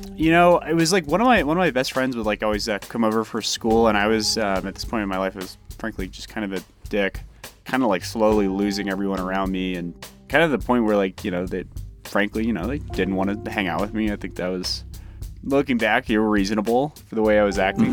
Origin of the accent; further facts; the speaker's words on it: Colorado, United States; also born or lived in Mississippi; We moved from Mississippi to Colorado when I was 5, so I think like growing up in Mississippi